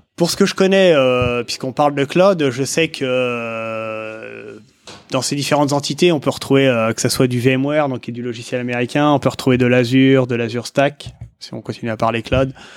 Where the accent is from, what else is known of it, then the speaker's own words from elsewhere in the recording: France; je dis français parce qu'on est français